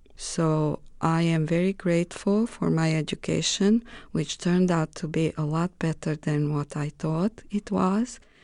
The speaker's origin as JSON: {"language": "English", "country": "Romania", "also_born_or_lived": "Greece", "second_language": "English", "moved": "as an adult", "lives_now": "United States"}